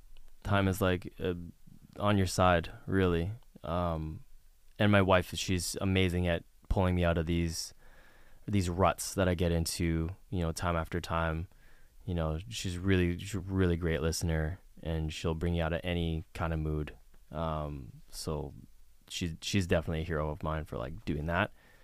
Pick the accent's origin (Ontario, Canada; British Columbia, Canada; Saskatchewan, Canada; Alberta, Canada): British Columbia, Canada; Vancouver; So I grew up in Vancouver, British Columbia. My best friends are there.